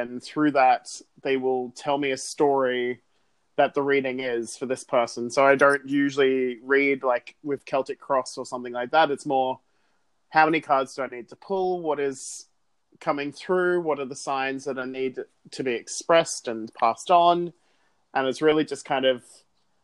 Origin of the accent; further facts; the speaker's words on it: Sydney, New South Wales, Australia; I grew up in Sydney, was born and raised there